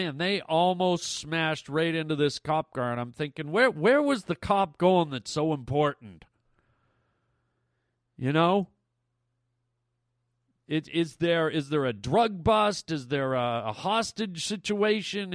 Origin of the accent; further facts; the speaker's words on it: Canada; I'm Canadian